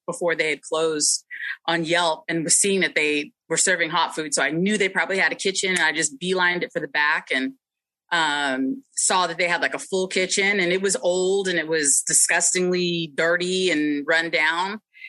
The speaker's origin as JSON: {"language": "English", "town": "Citrus Heights", "region": "California", "country": "United States", "tie": "born or raised there", "also_born_or_lived": "New Orleans, Louisiana / Biloxi, Mississippi / Tylertown, Mississippi", "said": "growing up in Citrus Heights, Fair Oaks, it was all chains."}